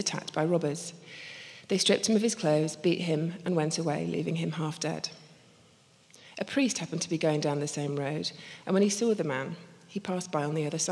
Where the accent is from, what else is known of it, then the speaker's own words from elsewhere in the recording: Scotland, United Kingdom; also born or lived in Belfast; I'm actually Scottish.